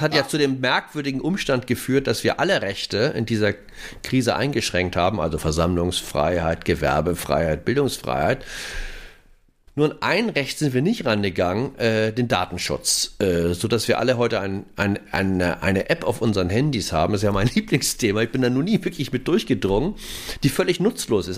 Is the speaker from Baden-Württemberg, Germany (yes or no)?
no; Hamburg, Germany; ich bin ja aus Hamburg.